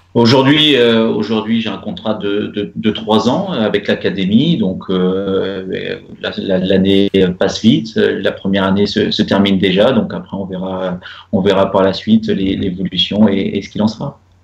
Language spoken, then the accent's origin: French; Normandy, France; moved away as an adult; now in Rabat, Morocco; en tant que Normand